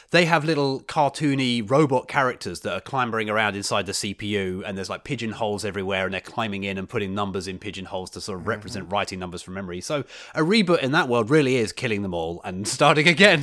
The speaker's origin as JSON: {"language": "English", "country": "United Kingdom", "moved": "yes", "said": "my my home country"}